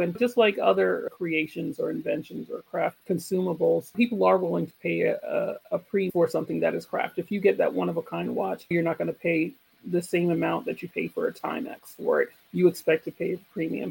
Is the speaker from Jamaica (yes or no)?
yes; Jamaica; moved away; I'm, I'm Jamaican, I'm part of the Jamaican community, part of the Jamaican diaspora.